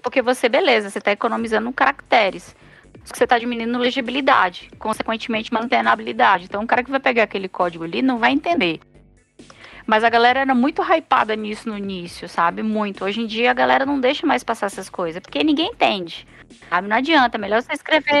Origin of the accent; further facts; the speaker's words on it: Ceará, Brazil; now in Curitiba, Brazil; sou cearense